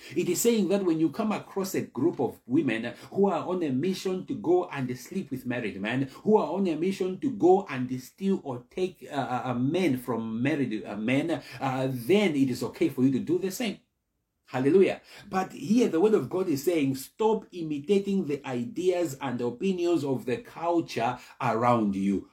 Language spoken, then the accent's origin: English; South Africa; moved away as an adult; also born or lived in Malawi; now in Ireland; I was born in Malawi. And then we emigrated to South Africa where I was raised